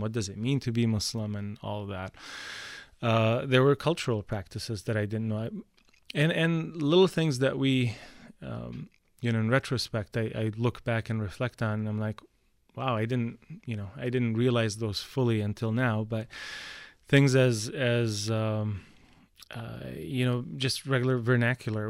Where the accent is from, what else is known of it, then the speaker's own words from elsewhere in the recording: Qatar; also born or lived in Canada; now in United States; all five of us, my two sisters and my two brothers and I, were all born and raised in Qatar.